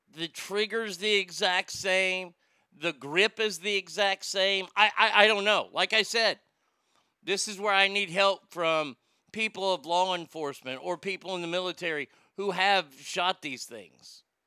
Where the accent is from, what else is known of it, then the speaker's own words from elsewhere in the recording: Stockton, California, United States; my hometown of Stockton